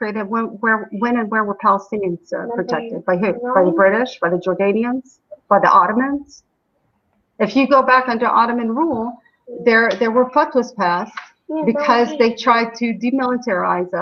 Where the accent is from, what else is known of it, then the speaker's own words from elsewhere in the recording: United States; now in Shuafat, Jerusalem; as an American